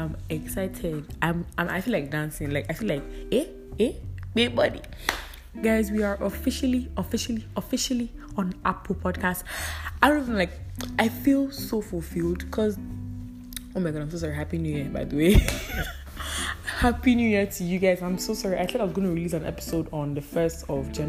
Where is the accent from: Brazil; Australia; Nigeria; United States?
Nigeria; Edo; I'm a Nigerian from Edo State